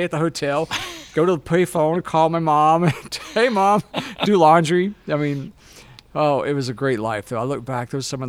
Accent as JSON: {"language": "English", "town": "Moss Point", "region": "Mississippi", "country": "United States", "tie": "born or raised there", "also_born_or_lived": "Mobile, Alabama / Los Angeles, California", "accent": "Southern", "moved": "as an adult", "said": "I was born in Mobile, Alabama, but raised like 30 minutes from there over in Moss Point, Mississippi."}